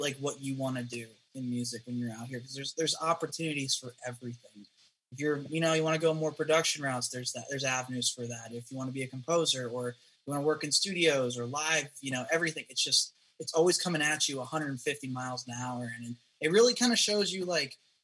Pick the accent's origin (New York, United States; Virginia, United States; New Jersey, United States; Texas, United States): New Jersey, United States; Jersey Shore; also born or lived in Philadelphia / Winter Park; now in Nashville, United States; I'm originally from the Jersey Shore. You're probably already trying to get some form of Guido-ness out of me, but no. Yeah, so I grew up there